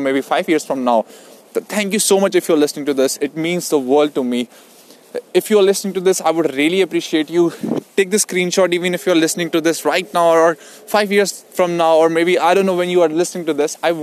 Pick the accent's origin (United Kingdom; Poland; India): India; Delhi; moved away as an adult; now in Sydney, Australia; I moved to Sydney in February 2019. I'm from India, Delhi.